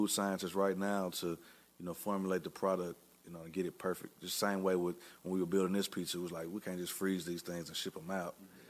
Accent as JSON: {"language": "English", "region": "Tennessee", "country": "United States", "said": "we're from Tennessee, you know, a lot of local farm goods and, you know, people know, you know, Tennessee for that. However, we grew up, you know, in the city and listened to hip hop"}